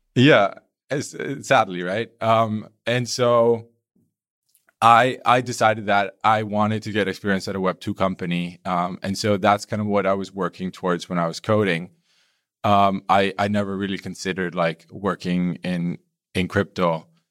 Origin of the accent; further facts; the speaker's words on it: Colombia; now in Berlin, Germany; I'm Colombian.